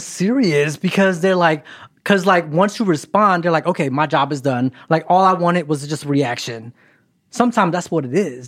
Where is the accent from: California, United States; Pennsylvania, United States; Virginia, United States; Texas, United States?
Pennsylvania, United States; Philadelphia; also born or lived in Kentucky; now in Los Angeles, United States; I'm originally from Philadelphia. And then I made a pit stop in Kentucky